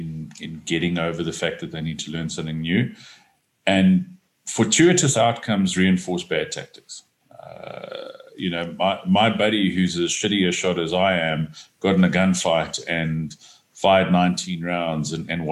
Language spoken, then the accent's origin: English; South Africa; I don't need to learn how to shoot a pistol because I'm a South African man.